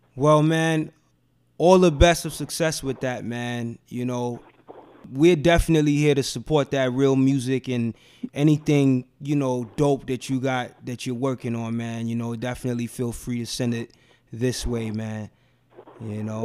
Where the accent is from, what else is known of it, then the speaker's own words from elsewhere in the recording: New York City, New York, United States; I grew up in Bed Stuy